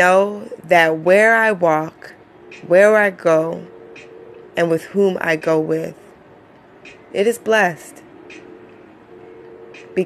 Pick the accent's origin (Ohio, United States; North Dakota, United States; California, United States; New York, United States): New York, United States; New York City; from Queens